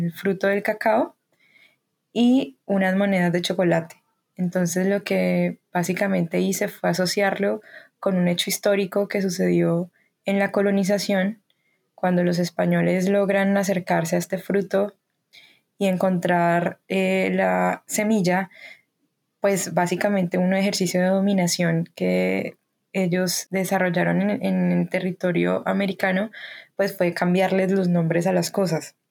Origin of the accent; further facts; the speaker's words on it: Cali, Valle del Cauca, Colombia; nací en Cali, soy artista caleña